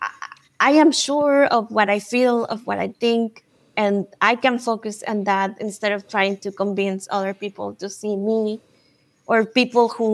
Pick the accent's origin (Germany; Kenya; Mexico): Mexico; also born or lived in United States; I grew up in Mexico and I lived in the United States